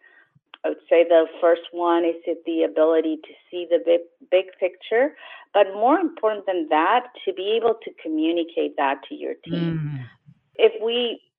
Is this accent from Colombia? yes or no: no; Chile; also born or lived in Los Angeles, United States; now in San Jose, United States; I was born originally in Chile, and I moved to the United States about 35 years ago, lived in Los Angeles for 15 years, and then moved to San Jose